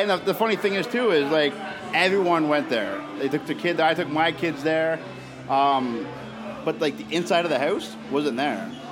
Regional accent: Oshawa, Ontario, Canada; I'm from Oshawa

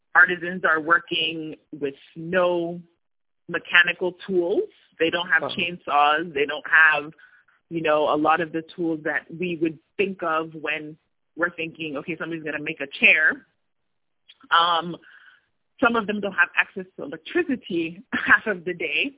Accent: New Jersey, United States; moved away as an adult; now in Tunisia; I'm from New Jersey, born in New Jersey uh, to a Ghanaian father and an Ivorian mother, um, and grew up in the States most of my life

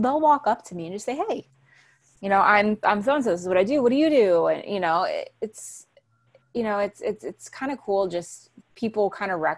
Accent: New Jersey, United States; moved away as an adult; now in Los Angeles, United States; I grew up in New Jersey

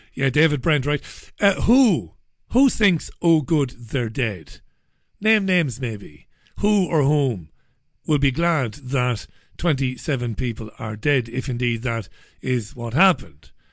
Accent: Ireland; moved away as an adult; now in United Kingdom; I'm an Irish man living in U, the U K. I'm an economic migrant

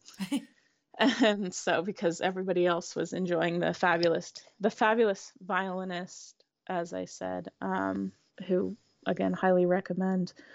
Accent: Indianapolis, Indiana, United States; I grew up in the Midwest, in Indianapolis

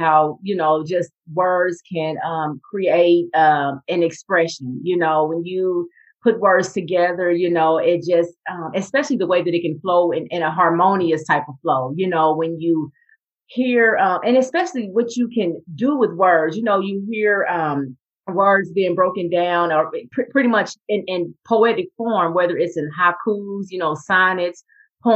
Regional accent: Kansas City, Missouri, United States; I am from Kansas City, Missouri

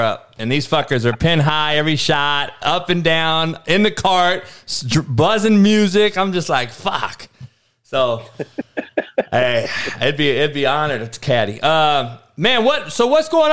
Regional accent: Cypress, California, United States; where I grew up out here in Cyprus

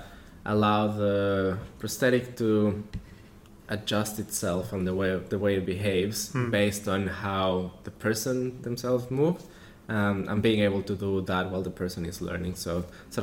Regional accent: Mexico; moved away as an adult; I come originally from Mexico

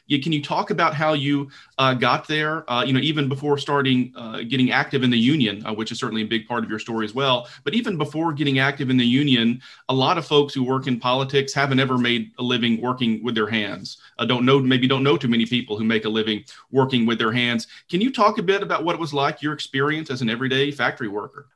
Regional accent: Deep South, United States; I grew up in the Deep South

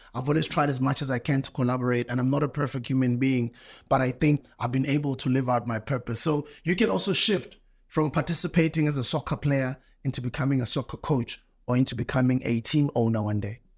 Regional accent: South Africa; where I come from in my country, you know, South Africa

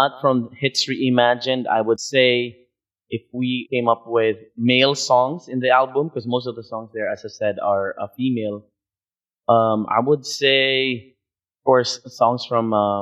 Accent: Philippines; now in United States; as a Filipino artist

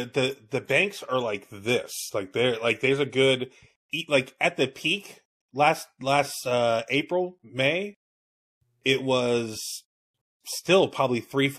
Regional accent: Miami, Florida, United States; moved away; also born or lived in Cocoa Beach, Florida; I'm not from Miami. I wasn't born there. I was born in Cocoa Beach, and we moved down to Miami when I was like one, and then I grew up there

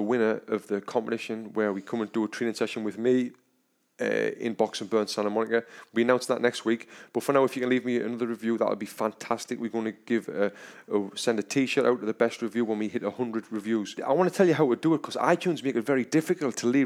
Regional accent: England, United Kingdom; now in United States; I'm from England

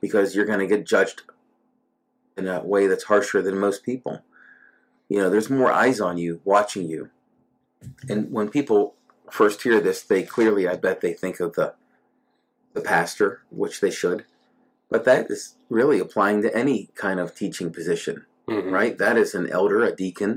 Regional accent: New Castle, Pennsylvania, United States; we're being from Newcastle, Pennsylvania, with all its glory

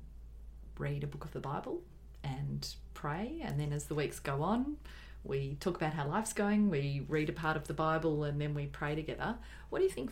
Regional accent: Australia; we're Australian

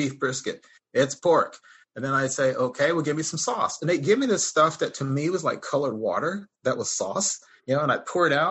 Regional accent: Dallas, Texas, United States; now in Atlanta, United States; I'm a Texan from the Dallas-Fort Worth

